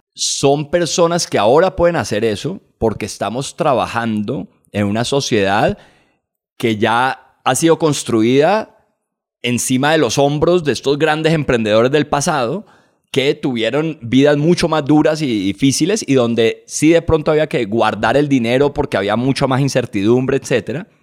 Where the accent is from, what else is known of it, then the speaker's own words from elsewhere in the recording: Colombia; Como colombianos